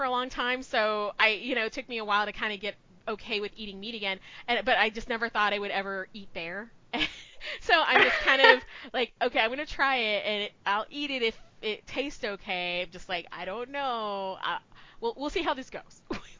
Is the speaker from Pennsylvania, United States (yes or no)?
no; Texas, United States; I am from Texas